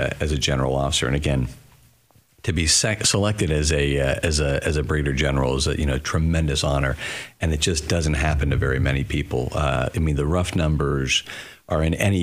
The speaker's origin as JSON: {"language": "English", "region": "California", "country": "United States", "tie": "born or raised there", "moved": "as an adult", "said": "I grew up in California"}